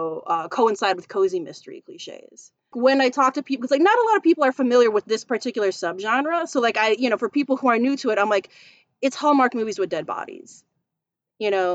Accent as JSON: {"language": "English", "town": "Chicago", "region": "Illinois", "country": "United States", "tie": "born or raised there", "said": "I'm Filipino American. So like food is culture. I was born and raised in Chicago"}